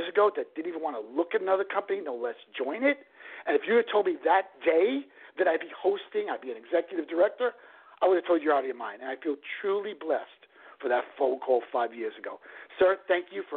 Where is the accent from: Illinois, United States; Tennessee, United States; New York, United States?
New York, United States; I'm from New York